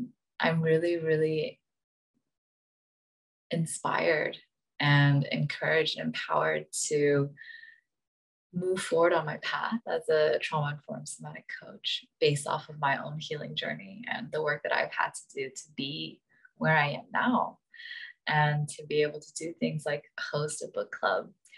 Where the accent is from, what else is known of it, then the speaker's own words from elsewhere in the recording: Bay Area, California, United States; I am Taiwanese American, born and raised in the Bay Area.